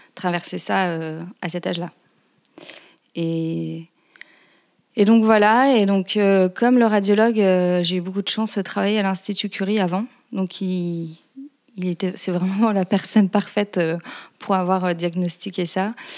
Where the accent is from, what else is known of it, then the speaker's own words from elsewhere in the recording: Lille, Hauts-de-France, France; moved away as an adult; now in Paris, France; Je suis originaire de Lille, j'habite à Paris depuis quelques années maintenant.